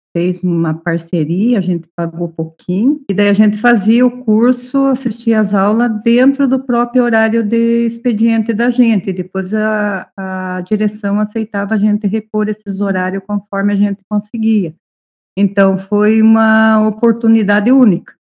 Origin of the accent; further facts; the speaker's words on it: Ponta Grossa, Paraná, Brazil; Sou daqui de Ponta Grossa.